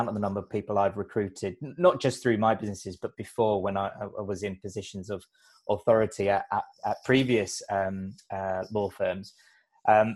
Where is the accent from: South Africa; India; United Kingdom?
United Kingdom; London; I grew up in London